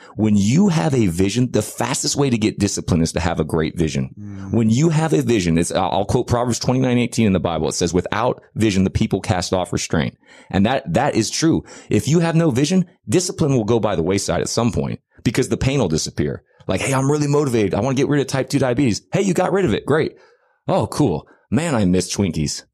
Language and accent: English; United States; also born or lived in Dallas, Texas; I'm American